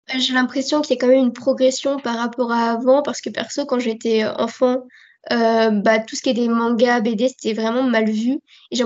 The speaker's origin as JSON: {"language": "French", "country": "France", "accent": "French", "said": "J'ai un accent français qui se ressent beaucoup"}